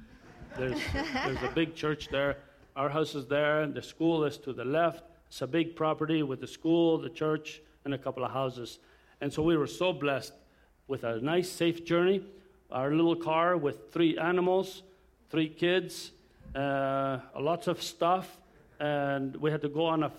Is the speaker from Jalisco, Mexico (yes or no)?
no; Durango, Mexico; now in La Paz, Mexico; I'm just going to show my family where I was born and raised part of my life. I was born in Mexico